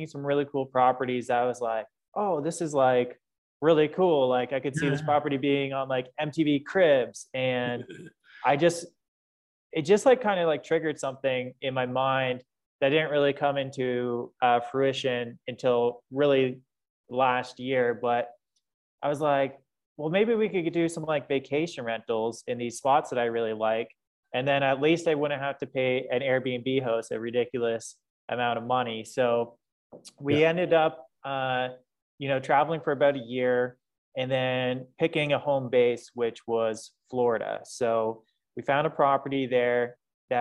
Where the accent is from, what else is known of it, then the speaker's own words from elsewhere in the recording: London, Ontario, Canada; moved away as an adult; also born or lived in Costa Rica; I'm originally from London, Ontario. So shout out to my friends back home in London.